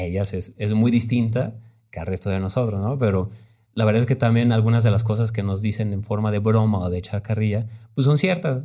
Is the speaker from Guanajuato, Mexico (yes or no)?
yes; Guanajuato, Mexico; yo digo que soy de Guanajuato, yo nunca he, me he asumido así de, ah, soy de provincia, porque no, no crecimos